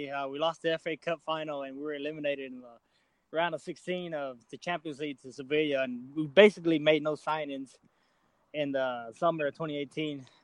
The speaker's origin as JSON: {"language": "English", "town": "Nacogdoches", "region": "Texas", "country": "United States", "said": "I'm from Nacogdoches"}